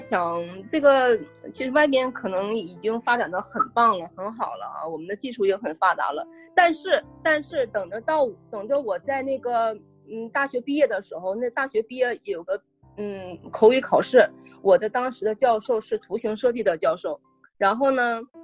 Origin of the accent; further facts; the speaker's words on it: China; moved away as an adult; now in Germany; 我刚来德国的时候，那是读书嘛，然后住，就是当时租的房子是在一个德国人家里 ，然后呢，他，呃，他以为我，他因为我们来自中国嘛，当时在，我来的时候还挺早的，那里，那里边的当时像我这种中国的学生也不太多嘛